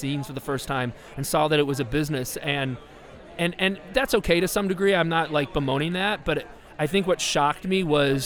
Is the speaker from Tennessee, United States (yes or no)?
no; Chicago, Illinois, United States; moved away as an adult; also born or lived in Nashville / Los Angeles; I grew up in Chicago in a Pentecostal community